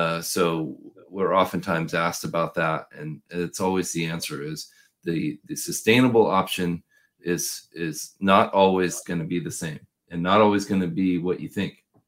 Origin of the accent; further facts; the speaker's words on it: Portland, Oregon, United States; I'm from Portland, Oregon